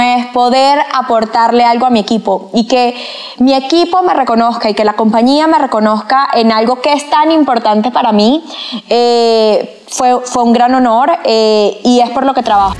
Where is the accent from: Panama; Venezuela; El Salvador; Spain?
Venezuela; moved away as an adult; now in Colombia; Soy venezolana.